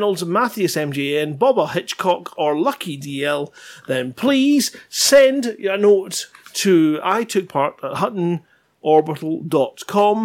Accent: Scotland, United Kingdom; I'm Scottish

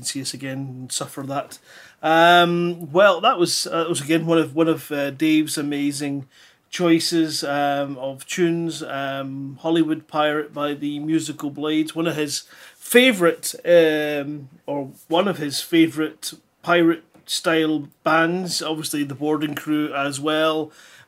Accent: Scotland, United Kingdom; accent: Scottish; if you speak proper, like what we do up here in Scotland

